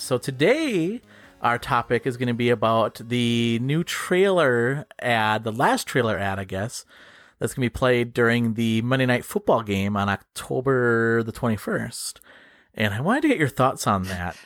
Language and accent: English; Upper Peninsula, Michigan, United States; accent: Yooper; people from my hometown